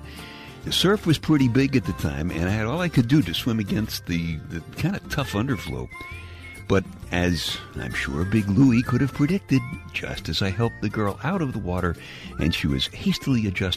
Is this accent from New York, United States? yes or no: yes; New York City, New York, United States; I grew up in Brooklyn